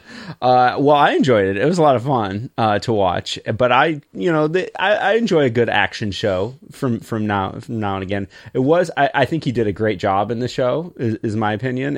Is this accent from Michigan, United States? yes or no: yes; Michigan, United States; born or raised there